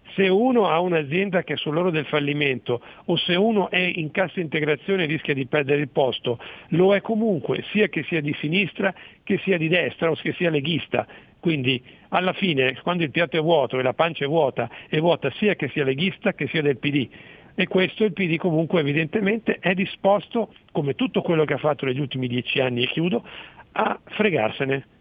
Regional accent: Mantua, Lombardy, Italy; io sono di Mantova

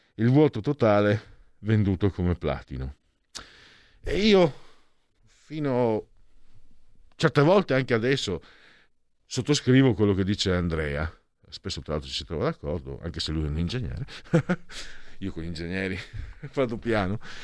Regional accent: San Vito al Tagliamento, Friuli-Venezia Giulia, Italy; nel mio paese nativo, quello mio proprio, San Vito il Tagliamento

